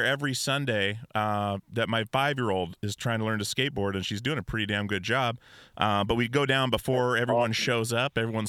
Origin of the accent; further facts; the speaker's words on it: Portland, Oregon, United States; I'm from Portland, Oregon